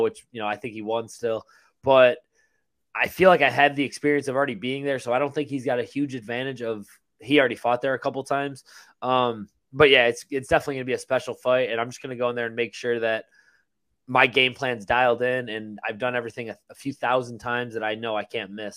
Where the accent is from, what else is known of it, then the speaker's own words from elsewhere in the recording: Buffalo, New York, United States; moved away as an adult; now in Tampa, United States; I grew up in Buffalo